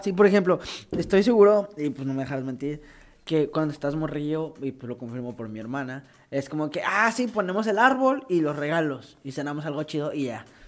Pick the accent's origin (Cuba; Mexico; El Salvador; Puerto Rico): Mexico; moved away; soy de México y no he visto a mi familia